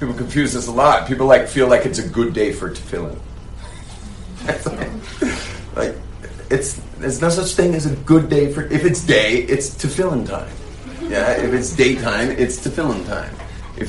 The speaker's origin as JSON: {"language": "English", "region": "California", "country": "United States", "tie": "born or raised there", "said": "Those are the types that I grew up with in California"}